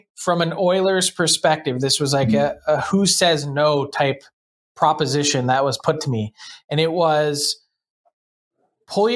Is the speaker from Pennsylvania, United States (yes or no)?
yes; Philadelphia, Pennsylvania, United States; I'm from Philly